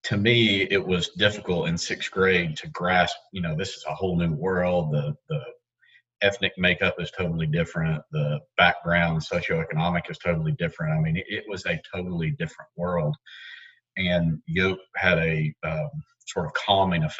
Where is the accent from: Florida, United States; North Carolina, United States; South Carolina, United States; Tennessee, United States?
Tennessee, United States; Knoxville; I grew up here in Knoxville, went to Norwood Northwest at Rangers and Central High School